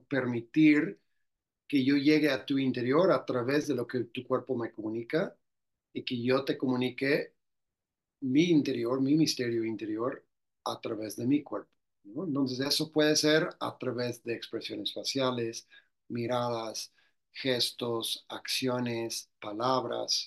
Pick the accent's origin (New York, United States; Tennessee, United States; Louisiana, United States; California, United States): Louisiana, United States; moved away as an adult; now in Mexico; soy del estado de Luisiana, de Estados Unidos